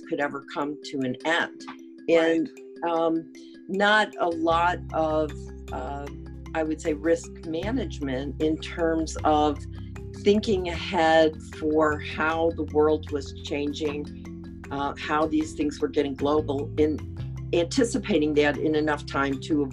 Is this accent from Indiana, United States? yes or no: no; Detroit, Michigan, United States; moved away as an adult; now in Washington, D.C., United States; I was born in the city of Detroit. I grew up there.